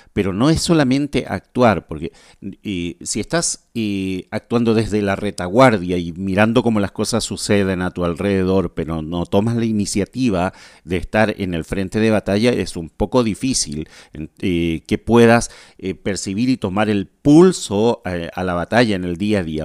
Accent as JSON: {"language": "Spanish", "country": "Chile", "tie": "born or raised there", "moved": "yes", "lives_now": "Asunción, Paraguay", "said": "desde Asunción paraguayo, soy chileno, nacido en Chile"}